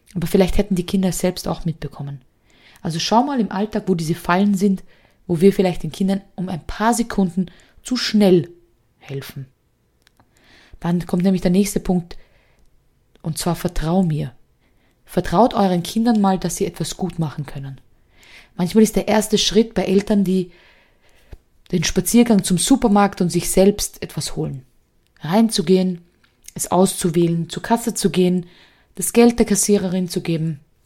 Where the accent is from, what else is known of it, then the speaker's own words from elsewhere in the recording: Austria; bei uns in Österreich gehen ja die Noten nur bis fünf